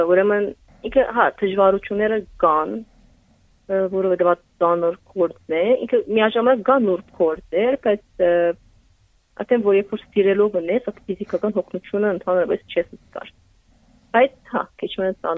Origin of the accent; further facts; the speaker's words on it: Lebanon; moved away as an adult; now in Armenia; ես ուրեմն ծնած եմ Լիբանան եւ 2018-ին որոշեցի տեղափոխվեի Հայաստան։